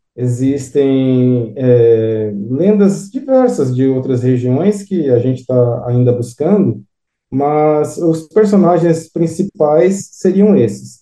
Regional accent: São Bernardo do Campo, São Paulo, Brazil; also born or lived in Diamantina, Minas Gerais; eu nasci em São Bernardo do Campo, São Paulo. Aos seis anos de idade

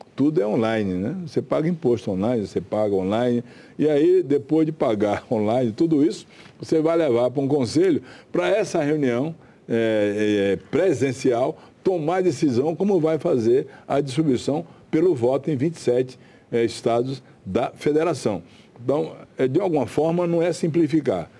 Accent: Chapada Diamantina, Bahia, Brazil; a Chapada Diamantina, aquele lugar bonito onde eu nasci e vivi

